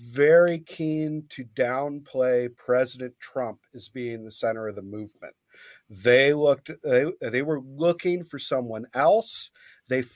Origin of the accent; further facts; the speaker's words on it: Grand Rapids, Michigan, United States; born and raised in Grand Rapids